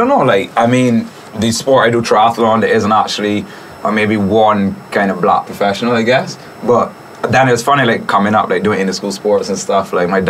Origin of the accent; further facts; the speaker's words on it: Barbados; moved away as an adult; also born or lived in United Kingdom / Canada; Okay, so I'm born and raised in Barbados all the way till I was 18. And then I moved away. I studied in the UK for 5 years. So, my dad is originally British.